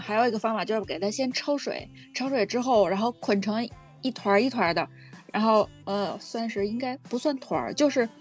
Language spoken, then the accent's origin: Chinese; Beijing, China; 然后我小的时候在，就是北京这边嘛，还会吃那种就是在地里挖的野菜